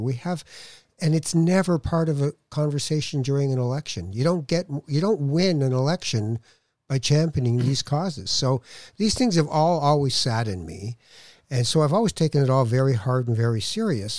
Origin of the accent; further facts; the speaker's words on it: Toronto, Ontario, Canada; also born or lived in Morocco / Edmonton / Winnipeg; I had always lived in Toronto uh, growing up when we came from Morocco